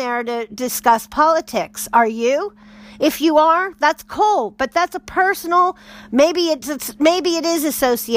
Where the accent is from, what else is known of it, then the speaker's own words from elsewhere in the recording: United States; speaking as an American, you know, right now, that would be my bias and my background and upbringing